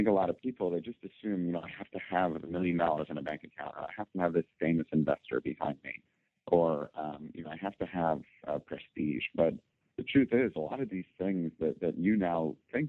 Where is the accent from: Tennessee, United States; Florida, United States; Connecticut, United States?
Connecticut, United States; also born or lived in New York; I grew up in Connecticut. I was born in New York